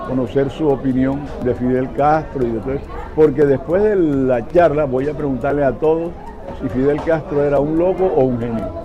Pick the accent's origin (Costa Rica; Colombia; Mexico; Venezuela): Colombia; Caribbean Region; Colombia, del Caribe, de la parte colombiana